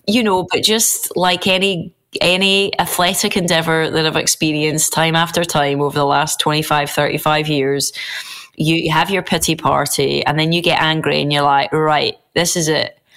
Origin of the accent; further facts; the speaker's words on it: United Kingdom; as British people